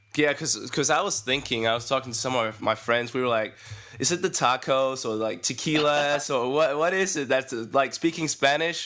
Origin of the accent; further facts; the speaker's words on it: Denmark; English is a second language; I'm from Denmark